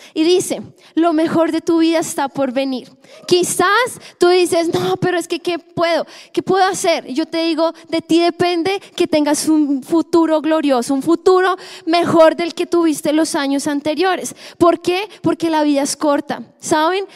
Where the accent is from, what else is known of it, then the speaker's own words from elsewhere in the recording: Colombia; como buen colombiano